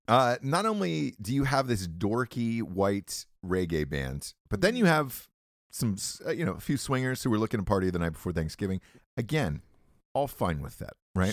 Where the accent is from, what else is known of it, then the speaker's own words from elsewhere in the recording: Atlanta, Georgia, United States; moved away; I'm from Atlanta, Georgia originally